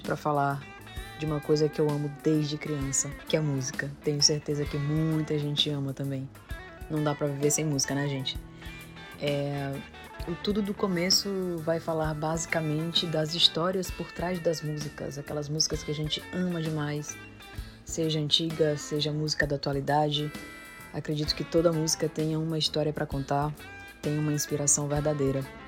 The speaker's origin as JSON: {"language": "Portuguese", "town": "São Luís", "region": "Maranhão", "country": "Brazil", "said": "sou de São Luís do Maranhão"}